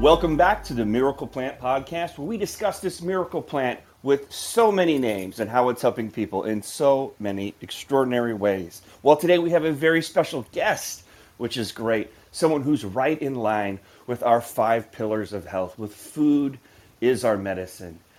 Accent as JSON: {"language": "English", "region": "Midwest", "country": "United States", "tie": "born or raised there", "said": "I grew up in the Midwest"}